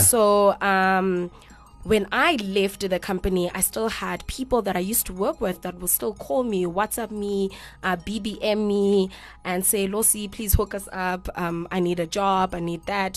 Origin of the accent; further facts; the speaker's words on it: Grahamstown, Eastern Cape, South Africa; moved away as an adult; I'm not from Cape Town. I'm from the Eastern Cape, Grahamstown